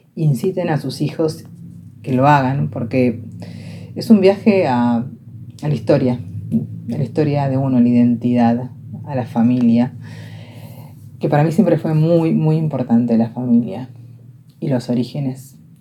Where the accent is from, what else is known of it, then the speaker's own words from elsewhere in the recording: Argentina; yo hablaba castellano, argentino